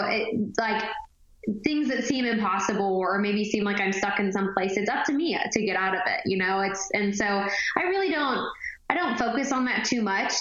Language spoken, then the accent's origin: English; Texas, United States; now in Nashville, United States; I grew up in the Texas Opry, so my dad and I would actually sing the duet all the time ever since I was like 10, 11 years old.